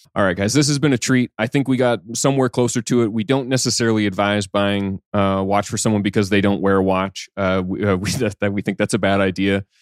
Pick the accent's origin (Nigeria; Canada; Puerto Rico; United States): Canada; I'm Canadian